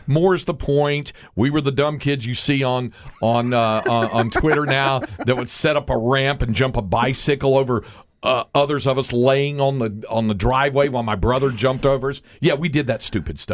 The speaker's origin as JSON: {"language": "English", "region": "North Carolina", "country": "United States", "tie": "born or raised there", "moved": "yes", "said": "we were kids growing up in North Carolina"}